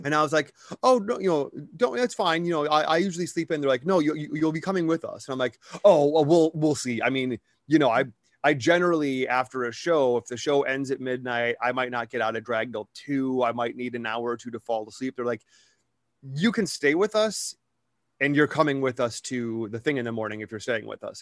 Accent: Wisconsin, United States; growing up in Wisconsin

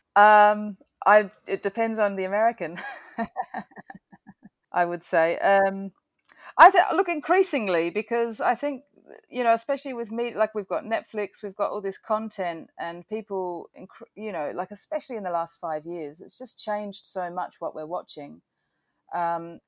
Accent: Adelaide, South Australia, Australia; moved away as an adult; also born or lived in Melbourne, Australia / United Kingdom; now in New York, United States; I grew up in Adelaide.

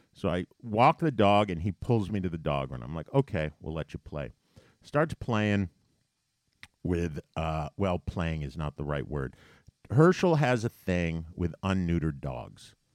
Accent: New York, United States; as a New Yorker

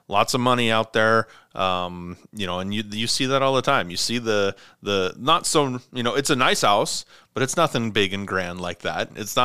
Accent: Havre, Montana, United States; we're from Haver, so MSU Northern.

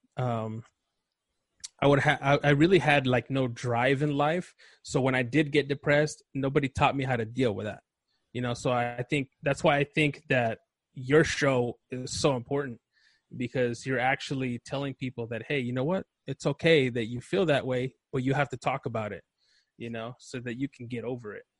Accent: Los Angeles, California, United States; also born or lived in Chihuahua, Mexico; I grew up in Los Angeles, um, East

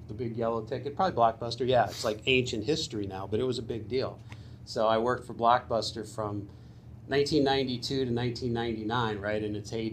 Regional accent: Suffield, Connecticut, United States; I am a local kid. I grew up in Suffield

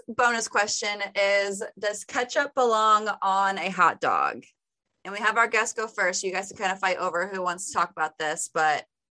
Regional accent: Auburn, Indiana, United States; I am from Auburn, Indiana

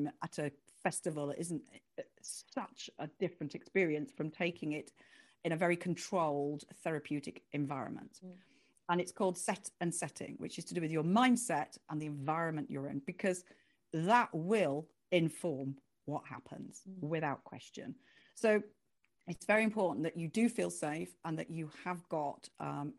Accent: United Kingdom; I was the only Brit

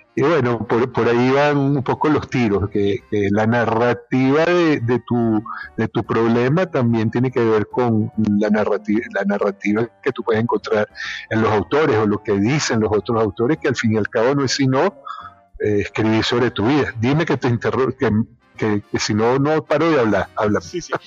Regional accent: Trujillo, Venezuela; born or raised there; moved away as an adult; also born or lived in Caracas; now in Spain

